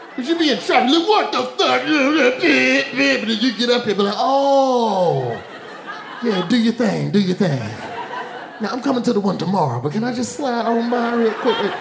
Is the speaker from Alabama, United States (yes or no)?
yes; Alabama, United States; now in New York, United States; I'm from Alabama, the southerner in me